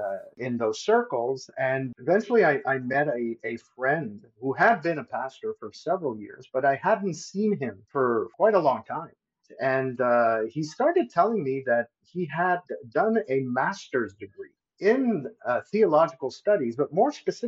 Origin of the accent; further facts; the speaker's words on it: Montreal, Quebec, Canada; I'm originally from Montreal